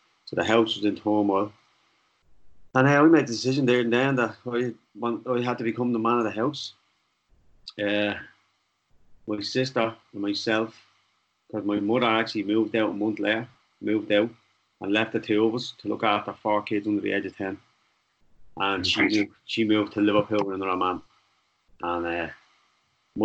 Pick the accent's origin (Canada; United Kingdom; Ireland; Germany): Ireland; Dublin, Leinster; I grew up in Darndale, not too far from where you are now